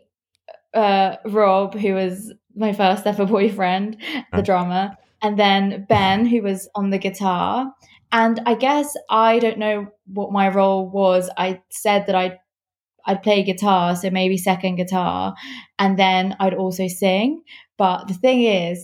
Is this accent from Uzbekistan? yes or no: yes; Uzbekistan; moved away; I'm from Uzbekistan.